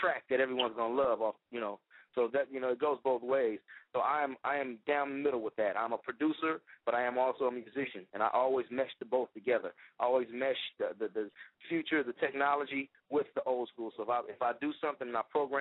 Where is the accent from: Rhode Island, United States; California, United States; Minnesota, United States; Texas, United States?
California, United States; Compton; I'm one of Compton's finest, man. You know, I'm born and raised in Compton